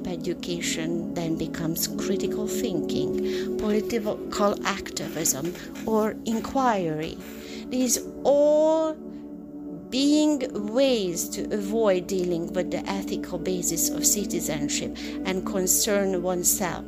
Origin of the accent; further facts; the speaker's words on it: Hungary; moved away as an adult; now in United States; leaving my country of Hungary at 20 years old